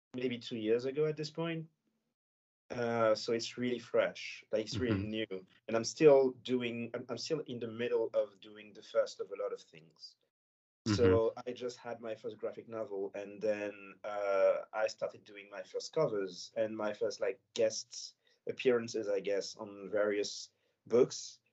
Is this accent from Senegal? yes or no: yes; Senegal; first language French; English is a second language; now in France; I live in France and I grew up in Senegal